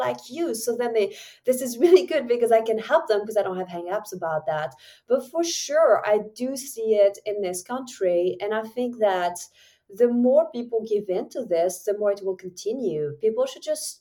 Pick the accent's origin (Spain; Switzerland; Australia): Switzerland; English is a second language; moved away as an adult; also born or lived in New Zealand; now in United States; I'm from Switzerland